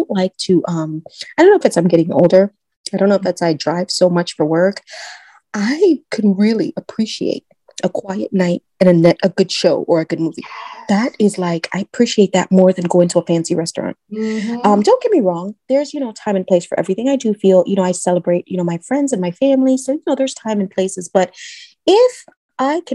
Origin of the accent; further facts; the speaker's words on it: Trinidad & Tobago; now in Orlando, United States; I'm Trinidadian.